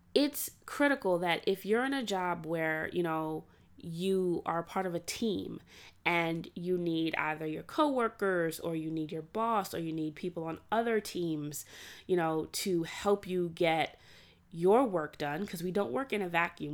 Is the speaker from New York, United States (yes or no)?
yes; New York City, New York, United States; also born or lived in Atlanta, Georgia; before going to college, I grew up in Brooklyn